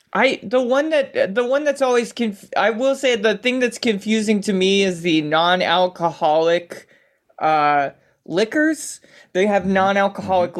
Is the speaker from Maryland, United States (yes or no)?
yes; Baltimore, Maryland, United States; now in Seattle, United States; growing up in Baltimore, we always had like uh, rope swings